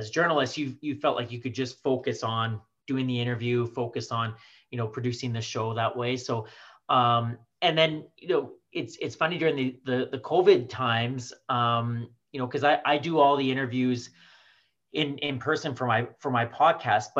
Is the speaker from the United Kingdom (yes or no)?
no; Swift Current, Saskatchewan, Canada; now in Saskatoon, Canada; My family moved there when I was 5 years old. My sister she would have been two. We moved from Saskatoon to Swift Current